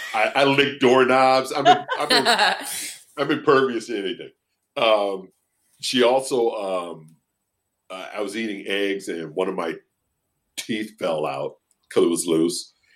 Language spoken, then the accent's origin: English; United States; I'm an American.